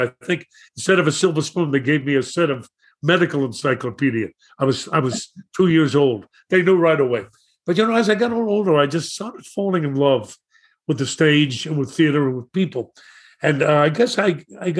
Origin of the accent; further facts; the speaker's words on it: New York City, New York, United States; I grew up in Brooklyn and went to Madison High School